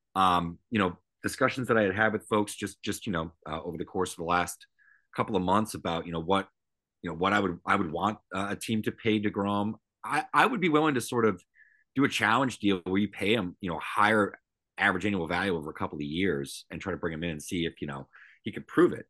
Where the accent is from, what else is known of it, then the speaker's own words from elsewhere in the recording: Northeast, United States; I grew up in the Northeast. I grew up in these marketplaces